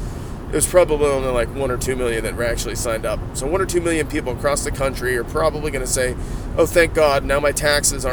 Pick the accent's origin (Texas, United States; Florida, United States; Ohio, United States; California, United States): Ohio, United States; I'm from Ohio.